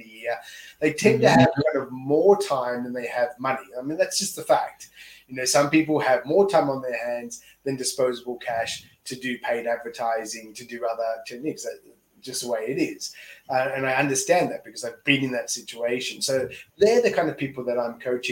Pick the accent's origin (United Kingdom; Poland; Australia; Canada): Australia; moved away as an adult; now in Tokyo, Japan; I'm an Aussie here in Tokyo coaching someone in the US